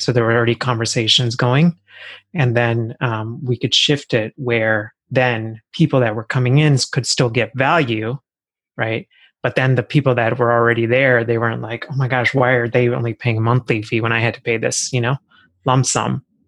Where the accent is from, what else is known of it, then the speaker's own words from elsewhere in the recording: Texas, United States; moved away as an adult; also born or lived in India; now in Philadelphia, United States; I actually grew up in Texas